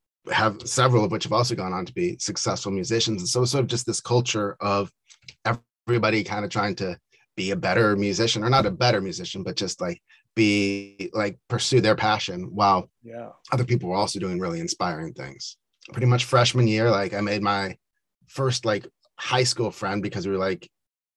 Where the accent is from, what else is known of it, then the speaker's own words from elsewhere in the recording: Carlsbad, California, United States; moved away as an adult; also born or lived in San Diego, California / Encinitas, California; now in Washington, D.C., United States; I am from San Diego, grew up there and then moved out to DC for college